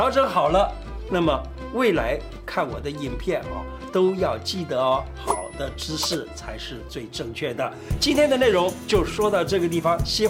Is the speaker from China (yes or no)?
yes; China; 我们中国人讲坐有坐姿，站有站相。